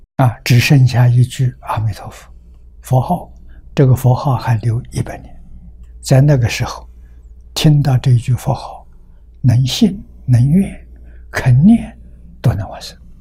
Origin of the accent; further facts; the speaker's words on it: China; 我们中国人